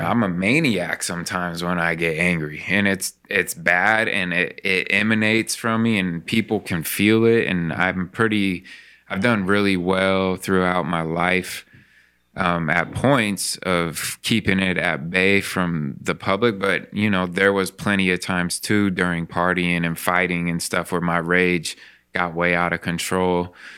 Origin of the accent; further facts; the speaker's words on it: Spokane, Washington, United States; when I grew up in Spokane